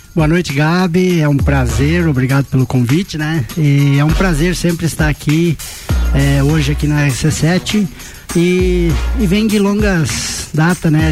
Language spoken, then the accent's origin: Portuguese; Campo Belo do Sul, Santa Catarina, Brazil; Sou natural de Campo Belo do Sul